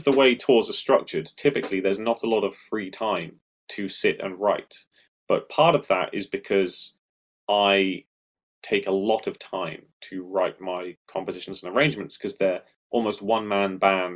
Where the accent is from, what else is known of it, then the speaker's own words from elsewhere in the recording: United Kingdom; I'm British